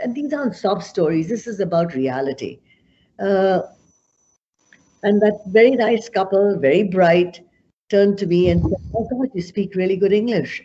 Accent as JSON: {"language": "English", "town": "Amritsar", "region": "Punjab", "country": "India", "tie": "born or raised there", "moved": "as an adult", "lives_now": "Canada", "said": "I was born in Amritsar, which is in north of Punjab"}